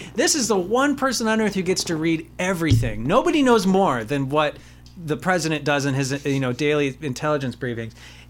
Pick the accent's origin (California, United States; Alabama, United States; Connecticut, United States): California, United States; Los Angeles; I grew up in Los Angeles